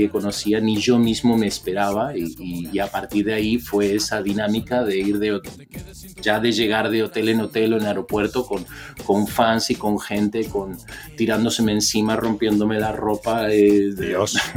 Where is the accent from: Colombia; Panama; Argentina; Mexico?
Mexico; Eh, criado en México, nacido